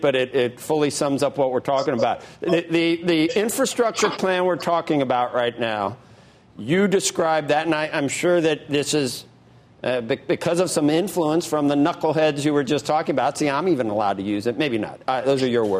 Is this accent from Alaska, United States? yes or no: no; Cincinnati, Ohio, United States; I'm from Price Hill